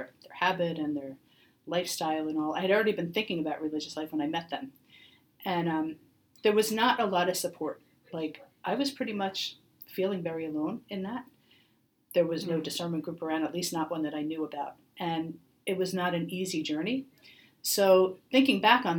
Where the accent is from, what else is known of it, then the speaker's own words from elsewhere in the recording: Atlantic Highlands, New Jersey, United States; also born or lived in Kansas; by the time I started school, we were living in New Jersey